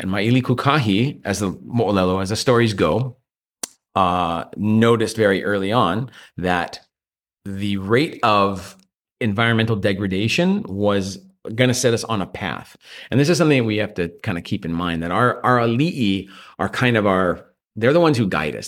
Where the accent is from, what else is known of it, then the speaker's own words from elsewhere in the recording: Maui, Hawaii, United States; also born or lived in Australia; the culture I grew up